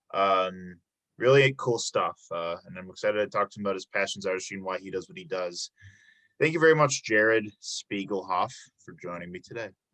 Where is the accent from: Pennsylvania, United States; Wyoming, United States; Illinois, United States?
Illinois, United States; Chicago; moved away as an adult; now in Milwaukee, United States; I'm from Illinois, uh, the Chicago area